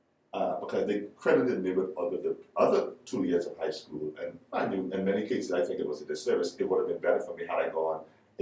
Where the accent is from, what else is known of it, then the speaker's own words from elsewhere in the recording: Exuma, Bahamas; also born or lived in Nassau; So, I grew up in Exuma.